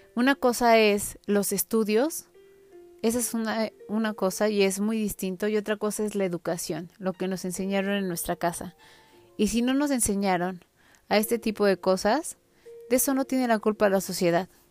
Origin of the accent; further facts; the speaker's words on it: Mexico; como buenos mexicanos